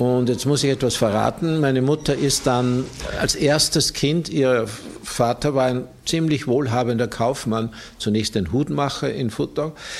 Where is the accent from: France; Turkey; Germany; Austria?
Austria; bei uns in Österreich